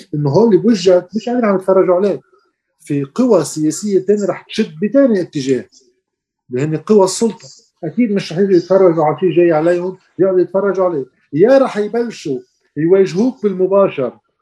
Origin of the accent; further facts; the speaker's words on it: Lebanon; نحن بلد صغير